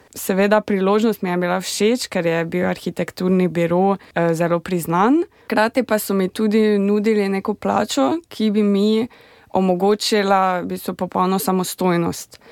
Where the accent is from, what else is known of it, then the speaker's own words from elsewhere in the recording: Slovenia; moved away as an adult; now in Lahti, Finland; sem doma eh, iz Slovenije in živim na Finskem